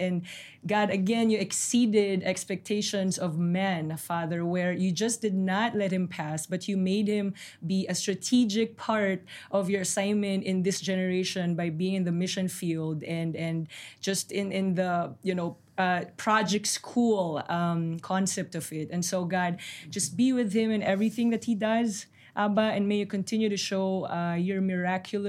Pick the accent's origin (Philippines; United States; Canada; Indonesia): Philippines; moved away as an adult; now in Jerusalem, Israel; I am from the Philippine Islands, from Southeast Asia.